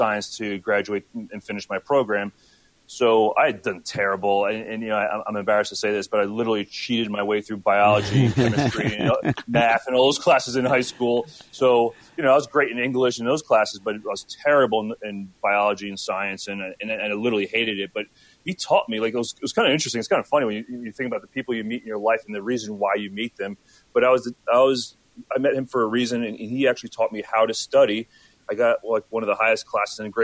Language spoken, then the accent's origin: English; Lake Hopatcong, New Jersey, United States; also born or lived in Trenton, New Jersey; now in Chicago, United States; I grew up mostly in upper northwest Jersey, in the Parsippany Morristown. Specifically, it's Lake Hopatcong